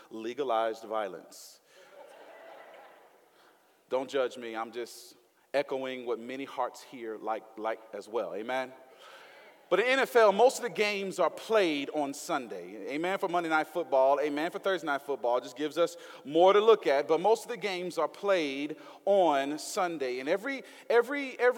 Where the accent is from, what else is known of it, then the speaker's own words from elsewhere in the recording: the South, United States; accent: Southern twang; I'm from the South. I'm put a little Southern twang on that thing